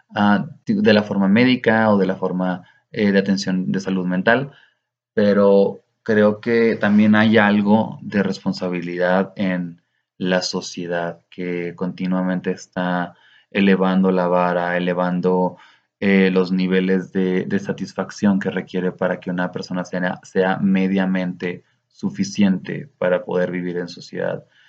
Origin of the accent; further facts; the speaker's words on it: Cuauhtémoc, Chihuahua, Mexico; en Cuauhtémoc, de donde soy originario, una ciudad, una pequeña localidad que me vio crecer